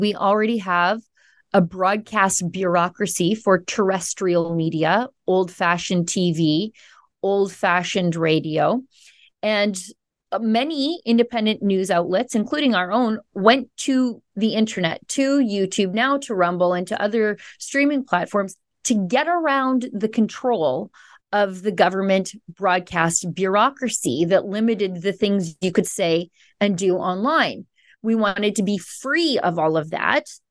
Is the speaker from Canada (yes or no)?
yes; Alberta, Canada; I'm from Alberta, which I would describe as Canada's Texas